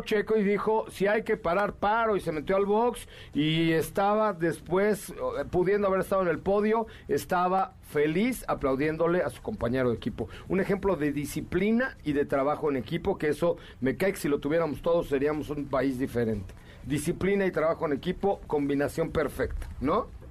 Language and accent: Spanish; Mexico; como mexicano